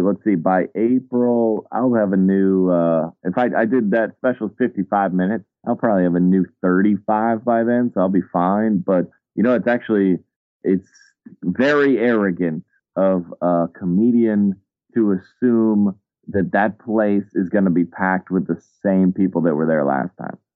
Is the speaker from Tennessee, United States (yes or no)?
no; Atlanta, Georgia, United States; moved away; I grew up in Atlanta, so I'm like kind of a child of uh, of hip hop